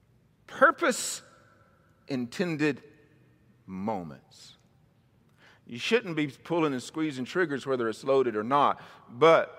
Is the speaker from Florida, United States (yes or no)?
no; Mississippi, United States; also born or lived in Missouri; now in California, United States; I was raised in Mississippi most of my life, a little bit in Missouri